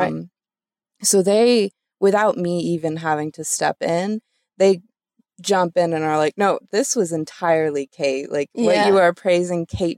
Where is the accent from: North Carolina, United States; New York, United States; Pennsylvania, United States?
North Carolina, United States; Chapel Hill; I grew up in Chapel Hill and I've seen it expand